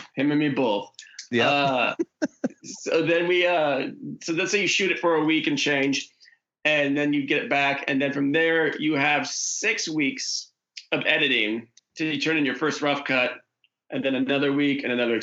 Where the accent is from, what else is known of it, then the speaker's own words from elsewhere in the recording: Oregon, United States; moved away; the Oregon episode, which shot in my hometown